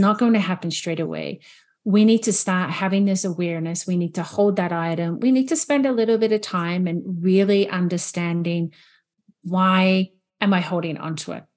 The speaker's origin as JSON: {"language": "English", "country": "New Zealand", "moved": "as an adult", "lives_now": "Canada", "said": "I'm originally from New Zealand, and I'm living in Canada at the moment. So being here for twelve years"}